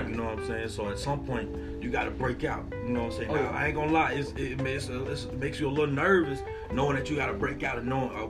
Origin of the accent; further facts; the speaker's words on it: Atlanta, Georgia, United States; I dealt with that shit. I'm from Atlanta, bro. I dealt with shit in high school, bro.